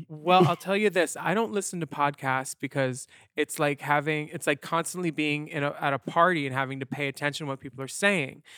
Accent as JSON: {"language": "English", "region": "Pennsylvania", "country": "United States", "said": "we're both from Pennsylvania"}